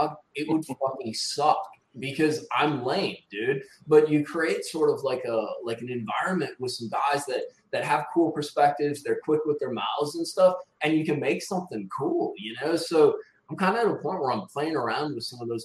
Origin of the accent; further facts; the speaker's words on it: Wisconsin, United States; also born or lived in Florida / North Alabama; now in Alabama, United States; I'm originally from Wisconsin.